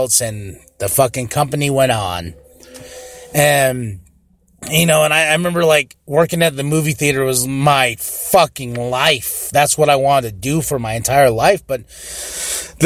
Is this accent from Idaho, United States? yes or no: no; Shiprock, New Mexico, United States; I know where I'm from. I'm from Shiprock, New Mexico